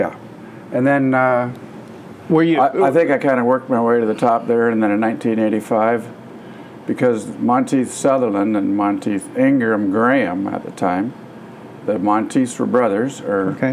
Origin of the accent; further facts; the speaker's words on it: Petrolia, Ontario, Canada; also born or lived in Wyoming, Ontario; I was born in Petrolia in '52, and went to school, Petrolia, Wyoming.